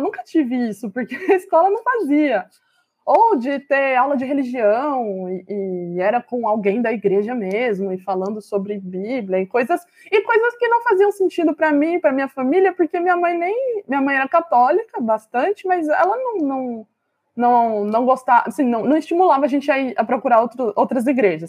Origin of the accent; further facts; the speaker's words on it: Campinas, São Paulo, Brazil; Campinas é a cidade onde eu nasci